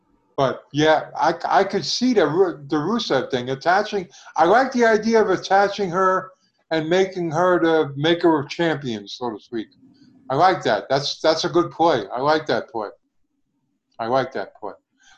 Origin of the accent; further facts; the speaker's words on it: New Jersey, United States; I'm from New Jersey